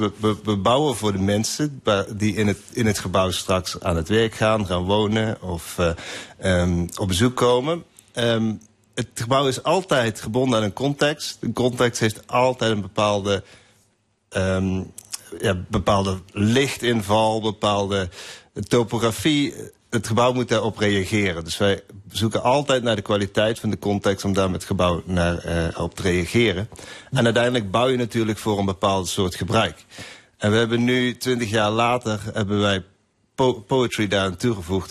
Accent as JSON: {"language": "Dutch", "region": "Limburg", "country": "Netherlands", "moved": "yes", "said": "Ik ben zelf ook uit Limburg, kom uit Zwijkhuizen"}